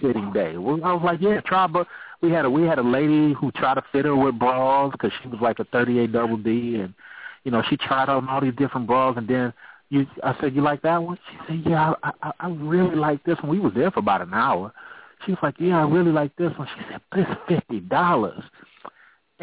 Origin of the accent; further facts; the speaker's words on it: Oakland, California, United States; I'm from Oakland, California